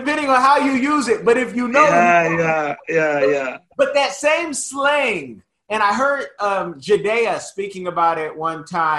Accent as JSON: {"language": "English", "town": "Oakland", "region": "California", "country": "United States", "said": "I'm from Oconda. That's Oakland, California"}